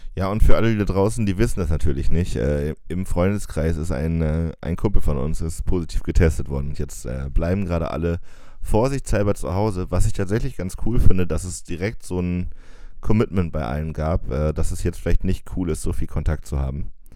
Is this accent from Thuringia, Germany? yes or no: yes; Jena, Thuringia, Germany; accent: East German; moved away; weil wir sind ja in Jena aufgewachsen